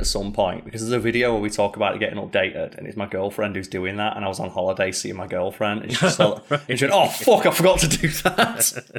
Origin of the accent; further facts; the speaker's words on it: United Kingdom; because it's hard to be, like, nationalistic as a Brit.